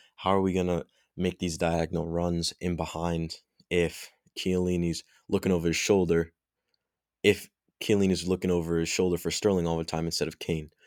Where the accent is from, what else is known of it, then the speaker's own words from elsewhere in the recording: England, United Kingdom; I'm English